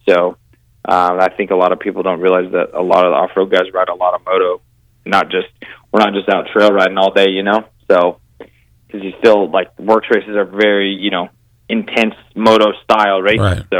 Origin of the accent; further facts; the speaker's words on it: Montana, United States; now in California, United States; I'm from Montana.